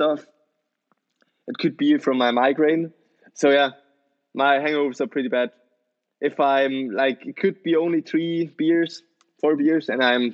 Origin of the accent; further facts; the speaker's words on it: Switzerland; I'm born and raised in Switzerland